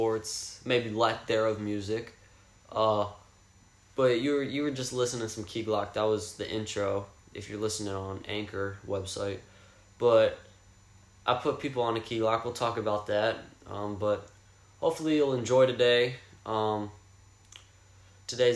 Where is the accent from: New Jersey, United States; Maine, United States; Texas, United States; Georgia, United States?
Texas, United States; Fort Worth; I'm from Fort Worth, I mean, close to Dallas, Fort Worth, DFW area